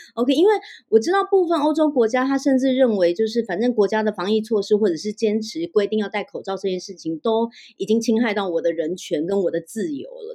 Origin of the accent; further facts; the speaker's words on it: Taiwan; 我们台湾人非常喜欢去日本旅游